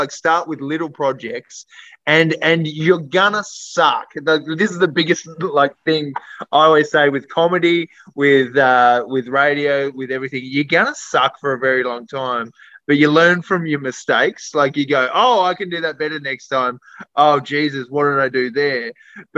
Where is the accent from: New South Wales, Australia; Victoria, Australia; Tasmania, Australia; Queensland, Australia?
Tasmania, Australia; I'm from Tassie.